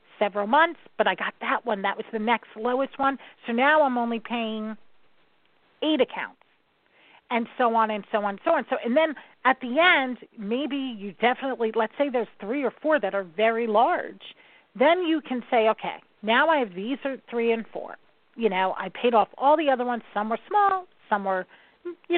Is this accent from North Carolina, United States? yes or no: no; New York, United States; I'm from New York